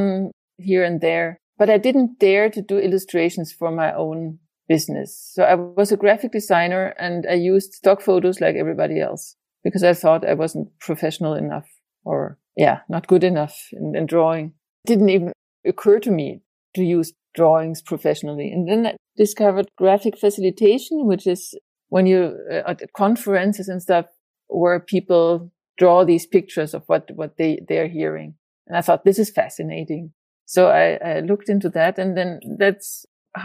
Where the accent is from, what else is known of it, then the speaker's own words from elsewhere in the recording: Germany; moved away as an adult; also born or lived in Spain; now in Denmark; I'm from Germany. And then I lived in various places in Spain. And now I'm in Denmark